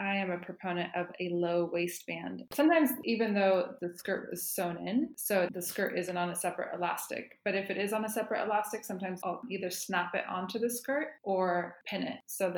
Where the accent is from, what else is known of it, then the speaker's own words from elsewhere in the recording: Santa Cruz, California, United States; I grew up in Santa Cruz when I was in California when I was a kid, and it's total hippie veggie land place.